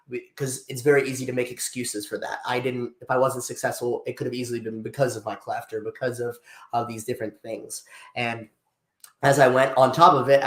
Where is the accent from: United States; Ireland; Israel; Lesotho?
United States; Freeport, Pennsylvania; grew up, born and raised in Freeport, Pennsylvania